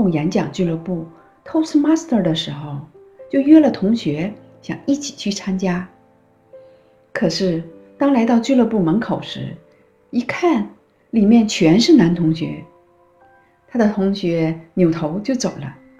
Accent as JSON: {"language": "Chinese", "country": "China", "moved": "as an adult", "lives_now": "Toronto, Canada", "said": "一九九九年，我从中国移民到加拿大，现在在多伦多卫生局从事疾病的预防和控制工作。"}